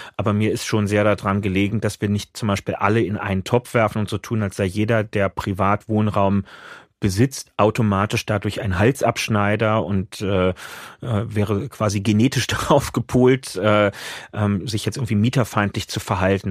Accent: Berlin, Germany; Ich bin halt am Stadtrand lange Jahre dann unten in, in Lichtenrade.

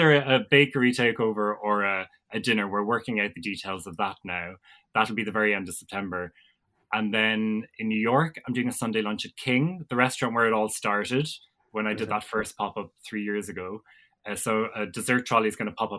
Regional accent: Ballyhooly, Munster, Ireland; I come from Ballyhooly in North Cork, small town between Fermoy and Mallow, rolling countryside and all of that. So I grew up on a small farm

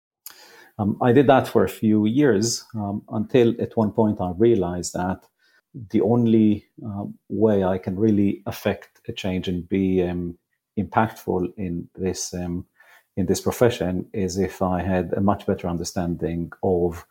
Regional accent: Israel; moved away; I grew up in Israel, I didn't go straight to university

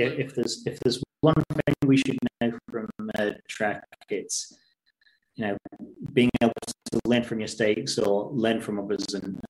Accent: England, United Kingdom; a 30-odd-year-old English guy

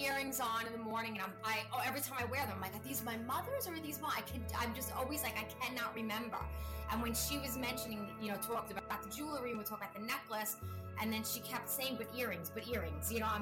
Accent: Coram, New York, United States; I'm from Coram, New York

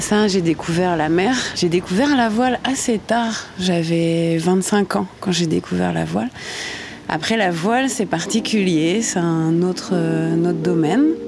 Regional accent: Normandy, France; moved away; Je suis normande, j'ai 35 ans.

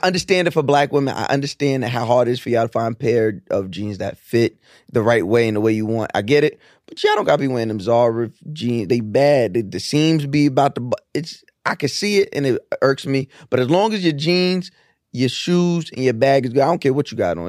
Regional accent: New York, United States; growing up in New York

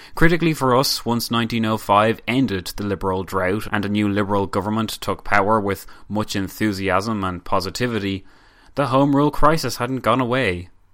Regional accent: Ireland; we in Ireland today

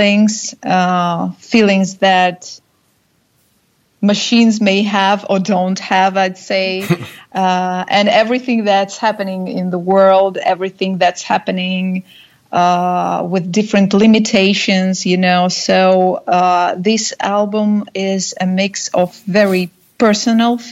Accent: Saint Petersburg, Russia; we are from St. Petersburg

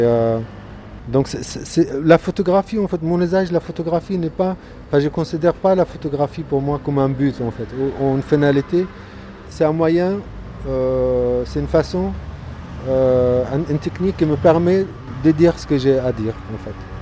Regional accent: Gaza, Gaza Strip, Palestine; now in France; Je suis né à Gaza, Palestine

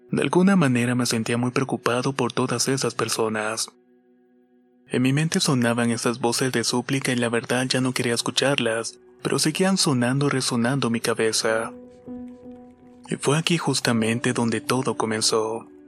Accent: Mexico City, Mexico; Soy de la Ciudad de México y vivo en la delegación Coyoacán.

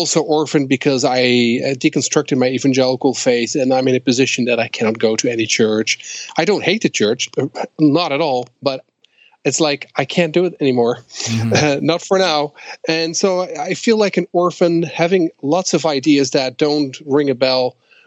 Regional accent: Netherlands; moved away as an adult; also born or lived in Twin Cities, Minnesota, United States; I'm from the Netherlands

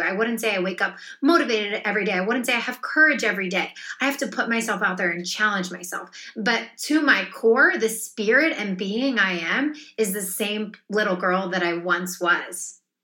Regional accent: a small town outside Philadelphia, Pennsylvania, United States; I grew up in a small town outside Philadelphia

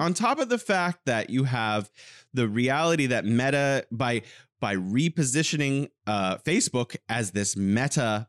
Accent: California, United States; now in Wuhan, China; I'm originally from California and now I'm living in beautiful Wuhan, China

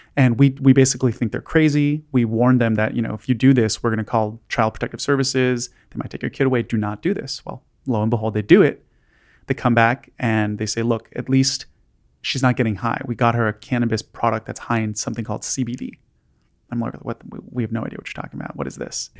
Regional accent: Los Angeles, California, United States; I grew up in Los Angeles

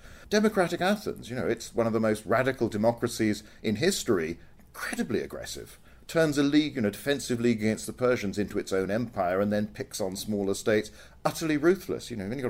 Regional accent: United Kingdom; I'm British, so I've lived in a very comfortable, secure environment all my life.

